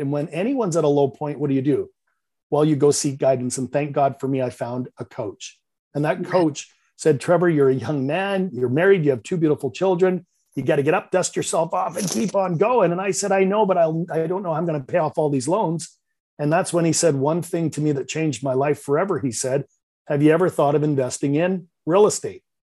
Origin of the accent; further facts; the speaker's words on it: Vancouver, British Columbia, Canada; accent: Canadian; I'm from Vancouver, Canada. You might detect a little bit of a Canadian accent